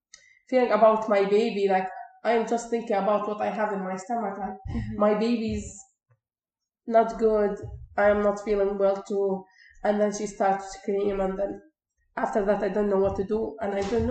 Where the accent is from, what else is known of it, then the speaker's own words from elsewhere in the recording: Syria; moved away as an adult; now in Canada; I said, "From Syria."